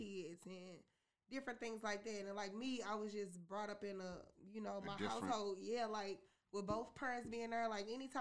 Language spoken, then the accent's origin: English; St. Louis, Missouri, United States; growing up in St. Louis, I had a pretty good life